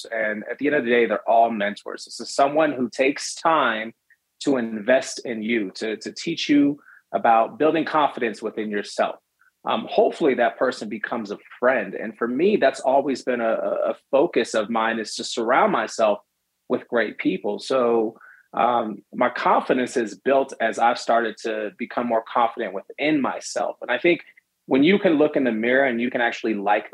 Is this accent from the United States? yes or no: yes; San Francisco, California, United States; born or raised there